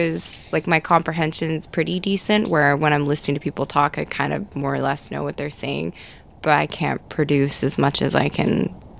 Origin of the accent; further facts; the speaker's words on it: Vancouver, British Columbia, Canada; now in Montreal, Canada; I'm from Vancouver or I'm from like Western Canada